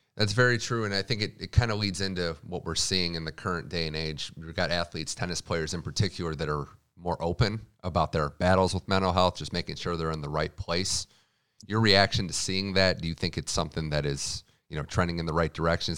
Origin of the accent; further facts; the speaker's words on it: Midwest, United States; I'm from the Midwest